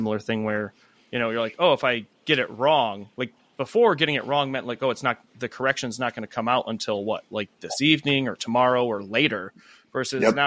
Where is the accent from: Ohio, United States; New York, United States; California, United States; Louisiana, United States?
Ohio, United States; Strongsville; now in Oklahoma, United States; I'm from a suburb of Cleveland called Strongsville